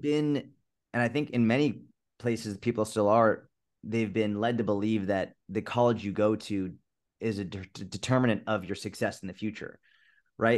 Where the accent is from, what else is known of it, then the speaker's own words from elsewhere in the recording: Massachusetts, United States; I grew up in Massachusetts